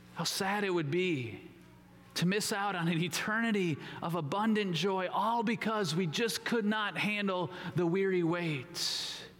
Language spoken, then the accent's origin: English; Minnesota, United States; I grew up in Minnesota